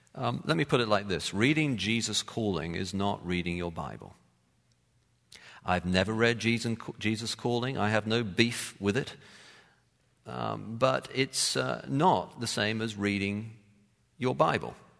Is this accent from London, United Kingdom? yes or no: yes; London, United Kingdom; I'm a city boy and I grew up in London